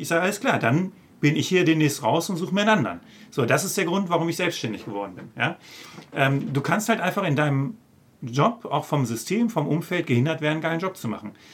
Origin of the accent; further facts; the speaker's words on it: OWL, North Rhine-Westphalia, Germany; moved away; auch wenn das meine alte Heimat ist